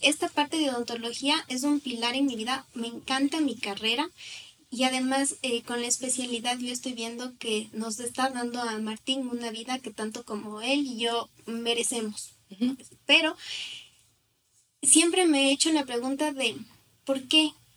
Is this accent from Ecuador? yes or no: yes; Riobamba, Chimborazo, Ecuador; moved away as an adult; now in Quito, Ecuador; yo soy de Riobamba